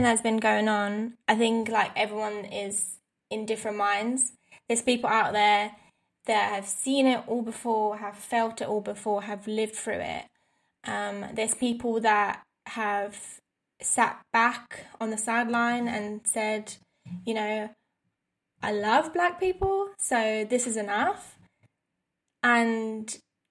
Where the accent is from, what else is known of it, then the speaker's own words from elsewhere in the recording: London, United Kingdom; as a white female growing up in London